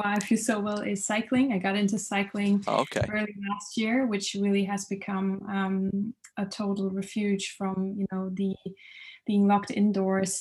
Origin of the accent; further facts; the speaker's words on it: south of Germany, Germany; moved away as an adult; also born or lived in Munich, Germany / Berlin, Germany / London, United Kingdom; now in Amsterdam, Netherlands; I'm originally from Germany. I grew up in the south of Germany in a very remote, beautiful and outdoorsy